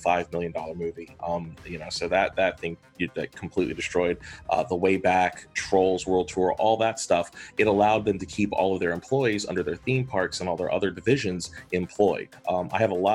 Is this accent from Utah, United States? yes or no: no; Columbia, South Carolina, United States; now in Charleston, United States; where we grew up in Columbia